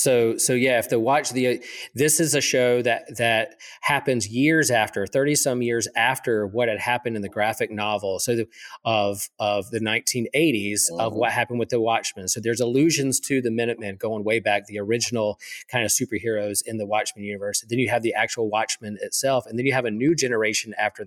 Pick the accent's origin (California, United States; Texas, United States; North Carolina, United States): North Carolina, United States; Wilmington; also born or lived in Chapel Hill, North Carolina; I grew up in Wilmington